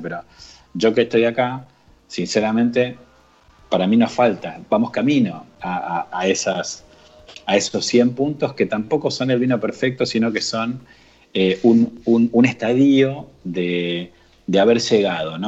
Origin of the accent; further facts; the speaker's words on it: Argentina; somos de Argentina